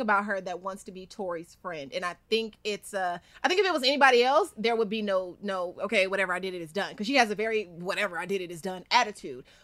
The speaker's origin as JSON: {"language": "English", "town": "Inglewood", "region": "California", "country": "United States", "tie": "born or raised there", "said": "we're both from Inglewood"}